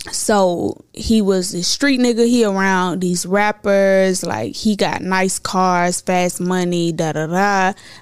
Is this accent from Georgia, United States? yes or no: yes; Clayton County, Atlanta, Georgia, United States; also born or lived in Ohio; They moved here when I was 2 years old. We moved to Riverdale. That's, like, the rougher parts of Clayco. Boom, when they got on their feet, we moved to Lovejoy